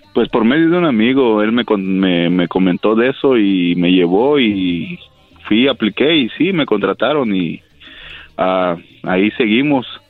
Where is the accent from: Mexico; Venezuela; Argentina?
Mexico; moved away; yo soy de México